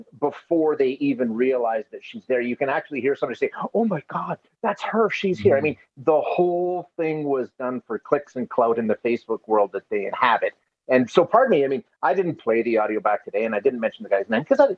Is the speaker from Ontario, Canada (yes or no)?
no; Alberta, Canada; I'm born and raised in Alberta